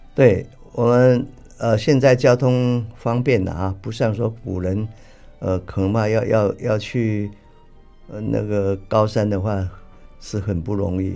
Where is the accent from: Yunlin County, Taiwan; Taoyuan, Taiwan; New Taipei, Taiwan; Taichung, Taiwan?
New Taipei, Taiwan; Tamsui; 我出生在台湾北部的淡水，啊，家里呢可以说是世代都务农